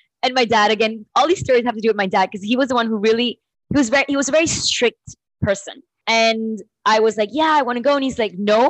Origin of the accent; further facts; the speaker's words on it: Panama; I was born and brought up in Panama